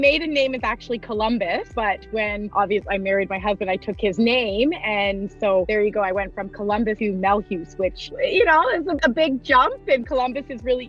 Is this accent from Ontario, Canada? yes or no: yes; Ontario, Canada; moved away as an adult; now in Calgary, Canada; So I'm originally from Ontario.